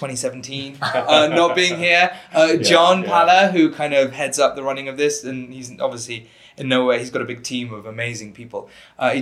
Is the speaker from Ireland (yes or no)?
no; United Kingdom; I'm British, so we pronounce it differently